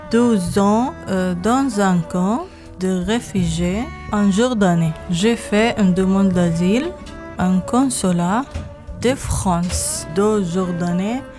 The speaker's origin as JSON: {"language": "French", "town": "Damascus", "region": "Damascus Governorate", "country": "Syria", "moved": "yes", "said": "je suis Soriane de Damas."}